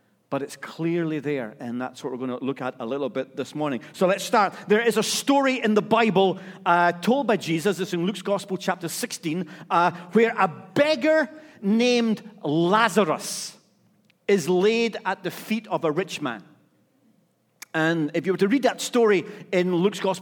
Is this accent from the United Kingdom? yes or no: yes; Scotland, United Kingdom; I'm Scottish